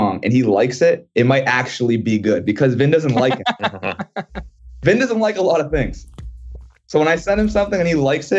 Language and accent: English; Massachusetts, United States; moved away; growing up in Mass, like, there's not many people who are doing music production.